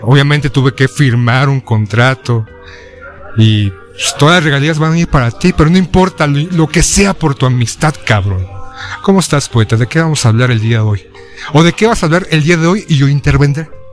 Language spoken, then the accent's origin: Spanish; Mexico; como mexicanos